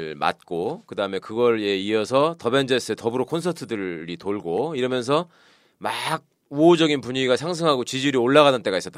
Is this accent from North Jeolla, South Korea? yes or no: yes; North Jeolla, South Korea; 우리 지금 여기 셋다 전북 사람이지만